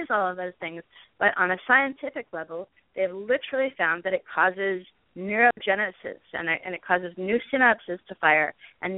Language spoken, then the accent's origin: English; Los Angeles, California, United States; I grew up around celebrities in Hollywood